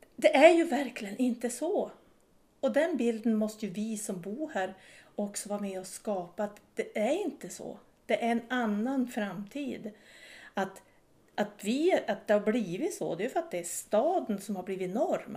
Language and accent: Swedish; Vilhelmina, Västerbotten County, Sweden; moved away; jag är född och uppvuxen i Vilmina, flyttade runt lite i, i Sverige